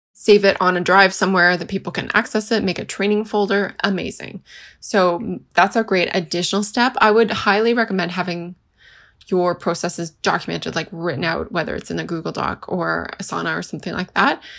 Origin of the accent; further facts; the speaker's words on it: Canada; I'm from Canada